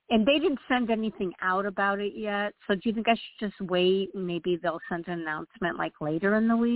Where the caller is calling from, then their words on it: Illinois, United States; Um, Illinois.